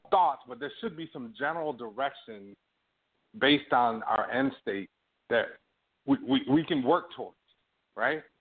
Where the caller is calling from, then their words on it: Toronto, Ontario, Canada; I'm calling you from Toronto, but I'm an African American person.